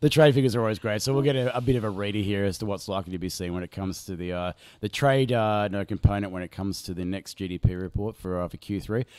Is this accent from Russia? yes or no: no; Australia; we used to have an Ampol, uh, in my local Hootie and Linfield where I grew up